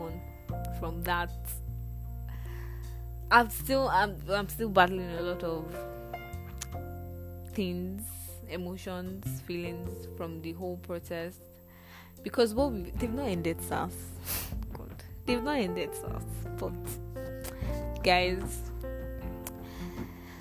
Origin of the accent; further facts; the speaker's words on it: Nigeria; Nigeria, my country